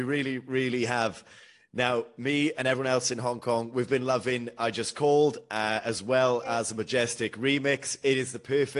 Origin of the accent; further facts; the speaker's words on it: United Kingdom; being British is, you know, summer is such a huge part of our culture.